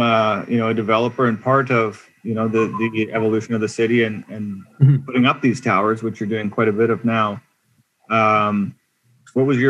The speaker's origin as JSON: {"language": "English", "town": "Toronto", "region": "Ontario", "country": "Canada", "tie": "born or raised there", "said": "guys like me who grew up here"}